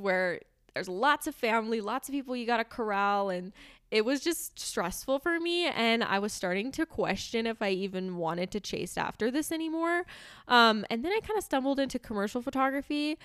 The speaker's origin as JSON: {"language": "English", "region": "Southern California", "country": "United States", "tie": "born or raised there", "moved": "yes", "said": "I grew up in Southern California"}